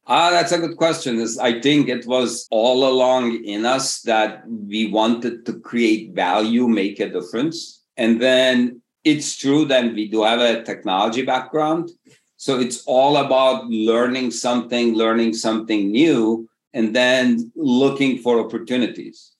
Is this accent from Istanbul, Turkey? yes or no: yes; Istanbul, Turkey; moved away as an adult; also born or lived in Massachusetts, United States / Berkeley, California, United States; Originally, I come from Istanbul, Turkey, did an undergrad at MIT, PhD at Berkeley.